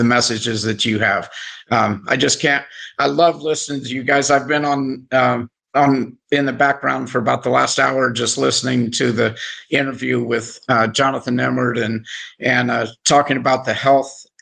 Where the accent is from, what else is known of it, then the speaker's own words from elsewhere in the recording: Indiana, United States; I'm from Indiana, so you know we live and breathe basketball there in Indiana as well.